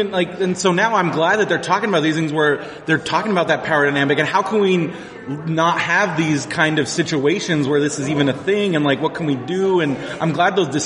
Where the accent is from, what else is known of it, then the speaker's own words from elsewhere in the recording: South Carolina, United States; I'm from the South.